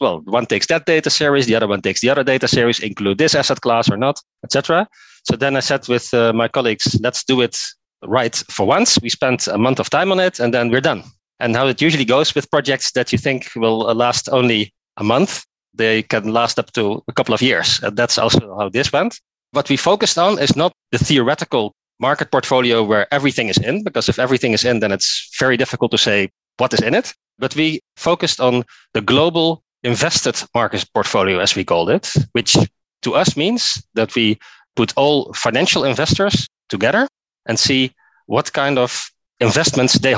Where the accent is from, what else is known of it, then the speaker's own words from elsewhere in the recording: Netherlands; English is a second language; moved away as an adult; now in Oslo, Norway; I'm originally from Netherlands, as you can maybe hear from my accent as well. But I moved here, I think, about 9 to 10 years ago